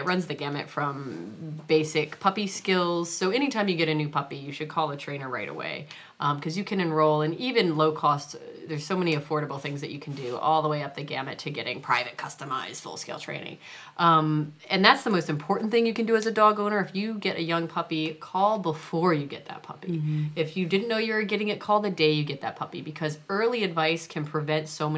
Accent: Virginia, United States; moved away as an adult; also born or lived in New Hampshire; now in New York, United States; I was born in New Hampshire, okay, but I grew up in Virginia. So I really consider myself to be from Virginia

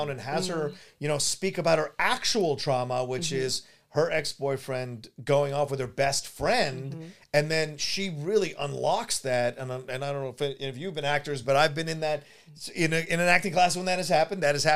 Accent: the South, United States; growing up in the South

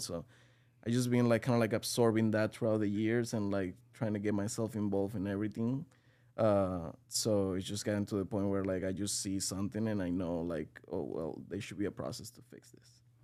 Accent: Venezuela; moved away as an adult; now in United States; I'm from Venezuela. I'm, um, twenty-eight years old. I came to the U S about six years ago

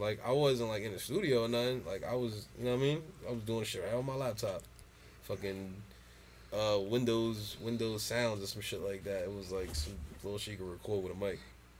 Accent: Jersey City, New Jersey, United States; I'm from Jersey City, man. Like

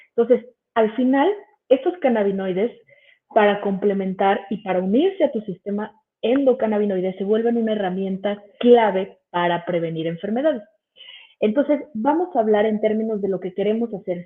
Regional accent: Mexico City, Mexico; soy de aquí de la Ciudad de México

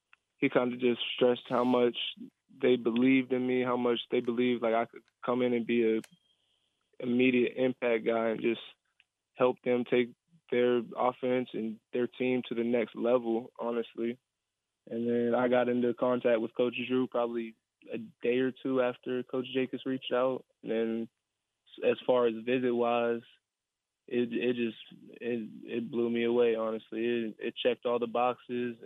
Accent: Fairmont, West Virginia, United States; I'm from Fairmont

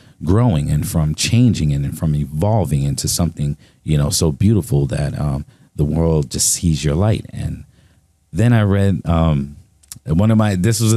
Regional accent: New York City, New York, United States; also born or lived in Charleston, South Carolina; I was born in Charleston, South Carolina, but then I was raised in Brooklyn, New York, in Marcy Projects

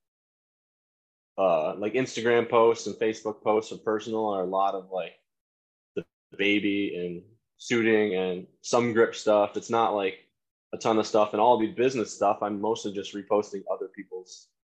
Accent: Wyalusing, Pennsylvania, United States; also born or lived in Towanda, Pennsylvania; I grew up in Wyalusing.

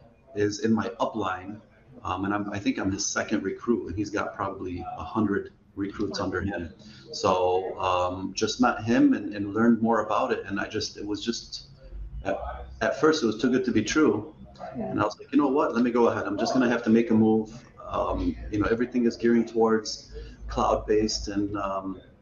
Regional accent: Dearborn, Michigan, United States; I grew up in Dearborn.

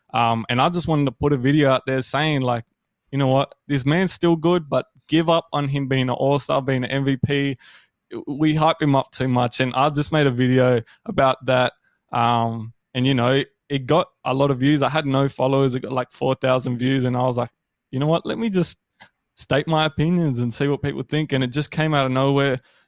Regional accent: Canberra, Australian Capital Territory, Australia; born there; also born or lived in Brisbane / Sydney / Melbourne; Yeah, so I was born in Canberra, but, you know, I've lived all over. I've lived in Brisbane, Sydney, Melbourne.

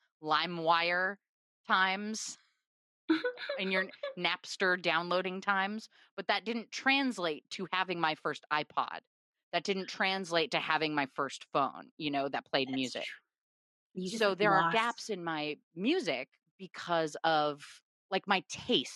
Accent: Portland, Oregon, United States; moved away as an adult; now in Los Angeles, United States; Portland, Oregon, my hometown

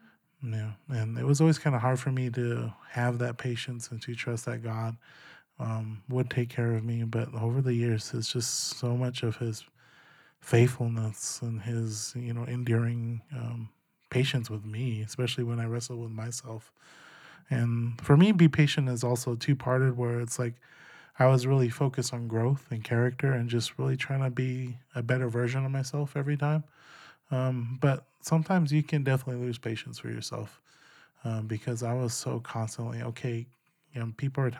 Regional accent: Gila River, Arizona, United States; I am half Zuni and half Pima. I grew up down in Gila River, south of Phoenix.

